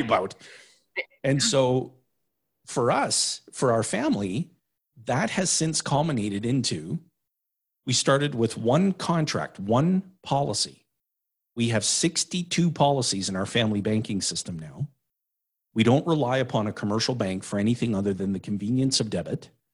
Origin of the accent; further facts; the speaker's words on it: Timmins, Ontario, Canada; moved away; I was born and raised in Timmins, Ontario